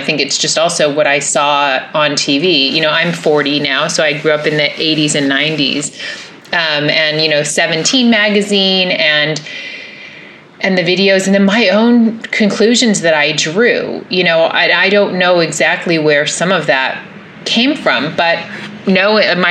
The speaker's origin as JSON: {"language": "English", "town": "Los Angeles", "region": "California", "country": "United States", "tie": "born or raised there", "said": "growing up in Los Angeles"}